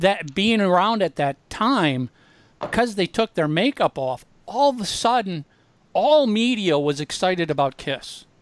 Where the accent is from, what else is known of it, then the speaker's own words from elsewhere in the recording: Minneapolis, Minnesota, United States; growing up in Minneapolis